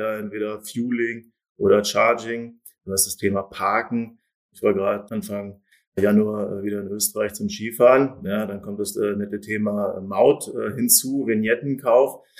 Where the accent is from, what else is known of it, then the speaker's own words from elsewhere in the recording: Germany; ich als Deutscher